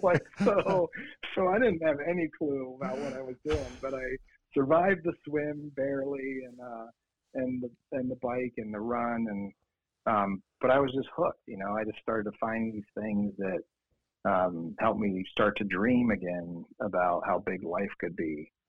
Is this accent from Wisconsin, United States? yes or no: no; Lancaster County, Pennsylvania, United States; also born or lived in Boston; now in Denver, United States; I'm actually from Pennsylvania